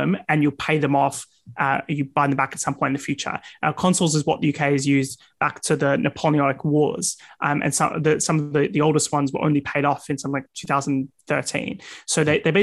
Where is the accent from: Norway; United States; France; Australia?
Australia; now in United Kingdom; In my home country, Australia